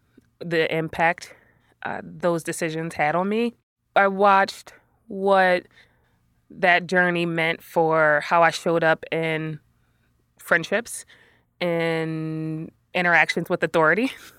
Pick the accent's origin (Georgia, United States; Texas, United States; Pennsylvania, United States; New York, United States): Pennsylvania, United States; Philadelphia; I was a teenager growing up in West Philly again and wanted to hang out with as many friends and hang out late night.